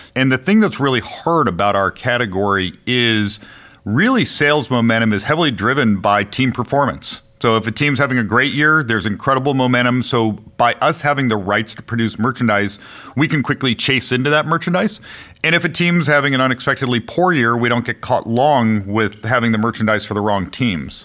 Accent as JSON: {"language": "English", "town": "Chicago", "region": "Illinois", "country": "United States", "tie": "born or raised there", "also_born_or_lived": "Connecticut", "moved": "as an adult", "lives_now": "Bay Area, United States", "said": "I grew up in Chicago"}